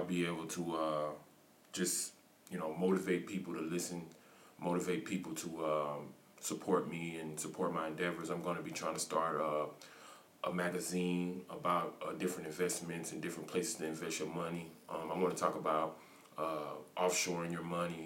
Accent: United States; moved away as an adult; I'm from the United States of America.

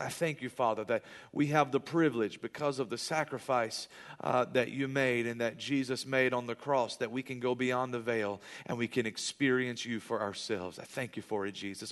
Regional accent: United States; I live in America, and I'm proud to be an American

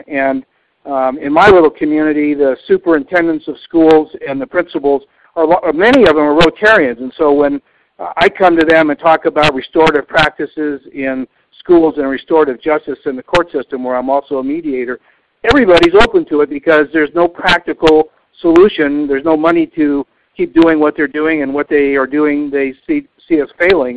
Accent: Rochester, New York, United States; I was born in Rochester, New York, in 1944

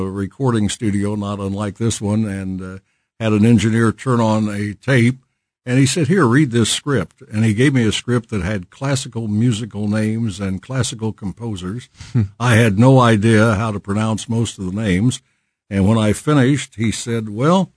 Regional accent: St. Joseph, Missouri, United States; moved away as an adult; now in Kansas City, United States; I grew up in St. Joseph, was born there

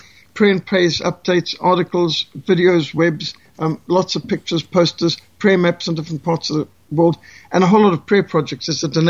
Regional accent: Zimbabwe; moved away; also born or lived in South Africa; I grew up in Rhodesia, surrounded by war and wildlife

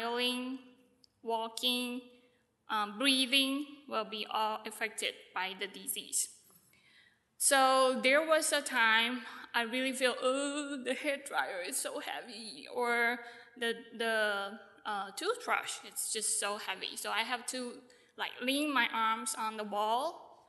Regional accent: Taiwan; I'm from Taiwan.

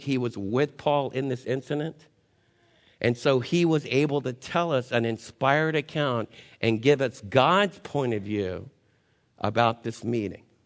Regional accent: United States; as American believers

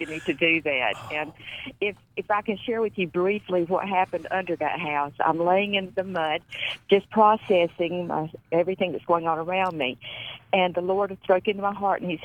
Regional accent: North Carolina, United States; North Carolina. I forgot my home state.

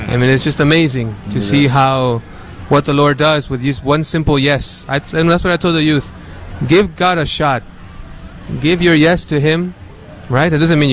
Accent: Dallas, Texas, United States; also born or lived in Mexico; I'm originally from Mexico, but my parents brought me here when I was five to Oak Cliff. So Oak Cliff is my neighborhood. I grew up there.

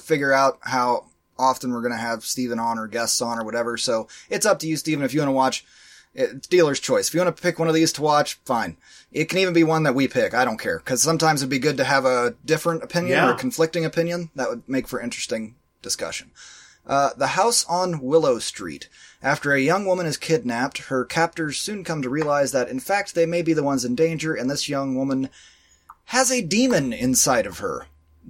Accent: Berlin, Germany; Considering that we grew up in Berlin, it's probably Berlin.

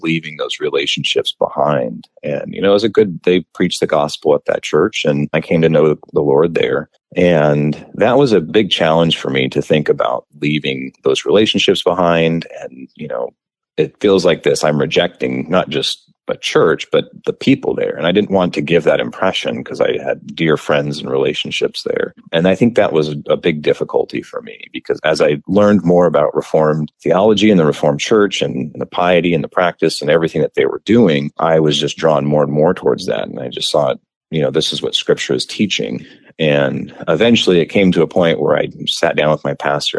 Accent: Escondido, San Diego area, California, United States; I grew up in the neighborhood just adjacent to the seminary

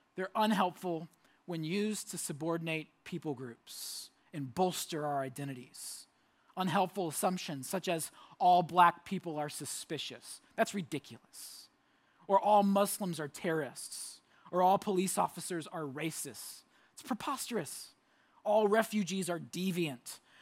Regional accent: Orlando, Florida, United States; moved away; I lived in Orlando. I grew up in Orlando

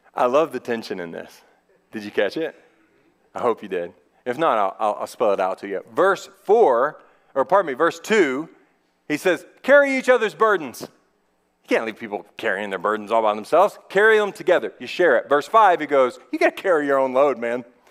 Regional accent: United States

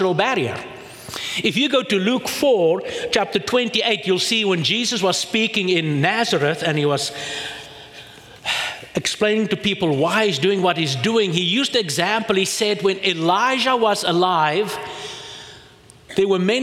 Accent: South Africa; I come from South Africa

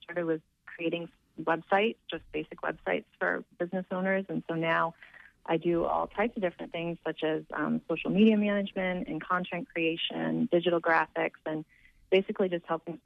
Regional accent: Down East, Maine, United States; I grew up in Down East, Maine

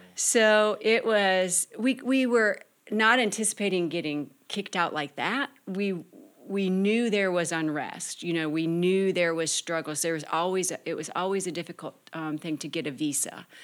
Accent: Michigan, United States; I'm from Michigan

